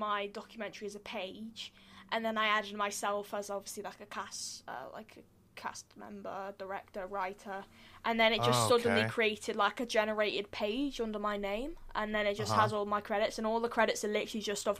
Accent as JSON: {"language": "English", "country": "United Kingdom", "said": "I'm British."}